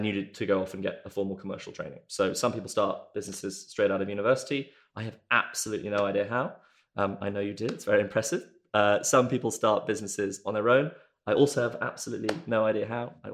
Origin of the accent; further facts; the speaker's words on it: South Africa; moved away as an adult; now in United Kingdom; I grew up in South Africa